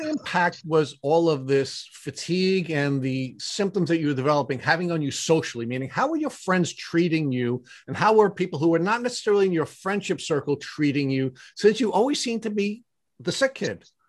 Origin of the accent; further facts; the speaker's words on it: Long Island, New York, United States; you and Matt and I are all Long Islanders, native Long Islanders